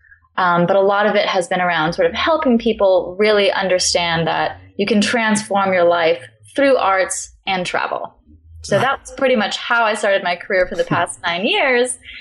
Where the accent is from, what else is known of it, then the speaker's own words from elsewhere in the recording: Long Beach, California, United States; moved away as an adult; also born or lived in New York; now in Portland, United States; I'm from Los Angeles, roughly Long Beach, California